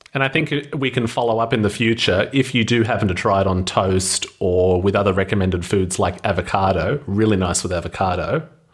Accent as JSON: {"language": "English", "town": "Wollongong", "region": "New South Wales", "country": "Australia", "said": "Andrew and I come from Australia, Andrew on the west coast in the city of Perth, me on the east coast in the city of Wollongong"}